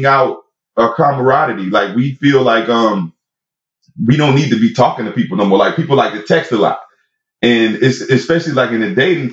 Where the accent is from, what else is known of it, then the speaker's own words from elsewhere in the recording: Florida, United States; also born or lived in Puerto Rico; I'm from Florida